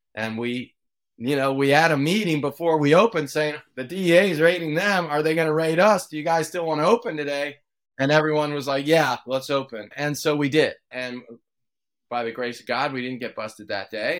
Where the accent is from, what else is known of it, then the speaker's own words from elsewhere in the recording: Washington, District of Columbia, United States; now in Oakland, United States; my brother and I grew up in the Washington, D C area